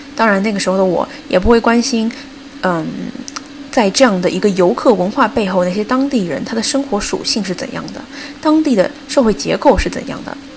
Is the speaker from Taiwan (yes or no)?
no; China; also born or lived in Bali; 我内心作为中国人的那种焦虑和生怕自己落下了